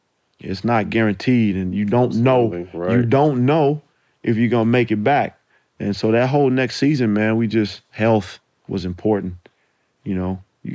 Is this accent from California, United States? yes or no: yes; California, United States; I'm from the Bay, you know.